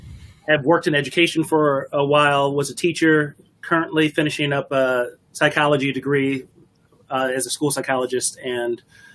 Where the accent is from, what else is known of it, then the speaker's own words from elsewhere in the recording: Detroit, Michigan, United States; So I'm originally from Detroit, moved to the suburbs when I was in elementary school.